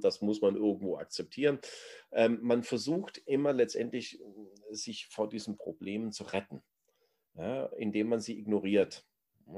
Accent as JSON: {"language": "German", "country": "Germany", "said": "wir als Deutsche"}